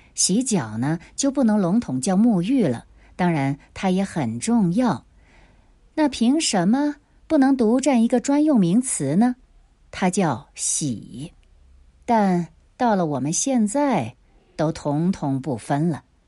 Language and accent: Chinese; Nanchang, Jiangxi, China; 我们南昌人还是很爱干净的